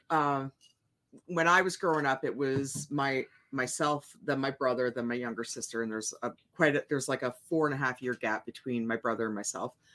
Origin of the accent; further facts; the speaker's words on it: Ontario, Canada; moved away; I grew up in Ontario